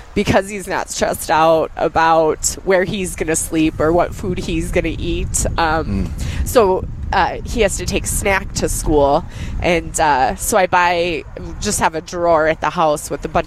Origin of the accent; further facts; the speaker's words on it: Colorado, United States; moved away as an adult; now in Minnesota, United States; I grew up in Colorado